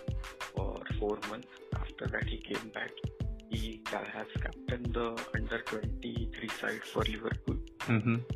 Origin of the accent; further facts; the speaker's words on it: India; as we are from India, India is a cricket-based mindset